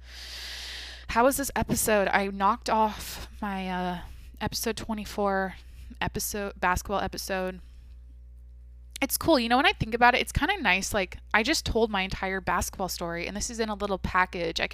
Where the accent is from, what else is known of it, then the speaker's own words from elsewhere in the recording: Mount Vernon, United States; when I think of Mount Vernon, when I think of my high school, when I think of like my childhood